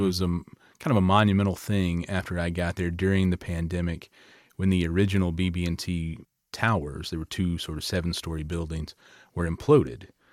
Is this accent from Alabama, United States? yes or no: yes; Lower Alabama, United States; I always say I grew up in L A. You can tell by my accent